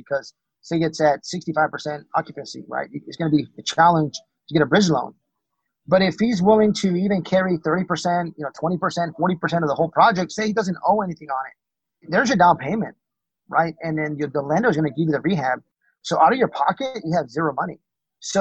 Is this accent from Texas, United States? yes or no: yes; Texas, United States; moved away; I'm from Texas originally